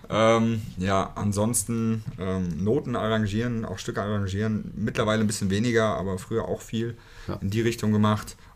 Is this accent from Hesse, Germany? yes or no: yes; Hünfeld, Hesse, Germany; ähm, ja, komme auch aus einem Ortsteil, Malges. Ja. Und da aufgewachsen